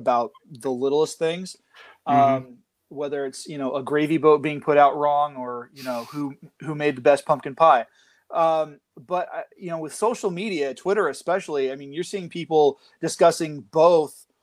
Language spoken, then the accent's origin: English; Central Valley of California, United States; also born or lived in Arizona; I am a writer from the Central Valley of California. I live about 40 minutes south of Fresno.